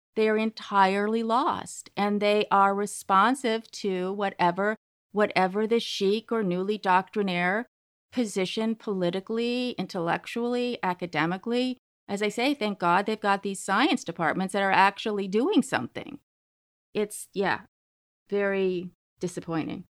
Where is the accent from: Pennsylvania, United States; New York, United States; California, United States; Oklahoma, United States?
California, United States; Berkeley; I grew up in Berkeley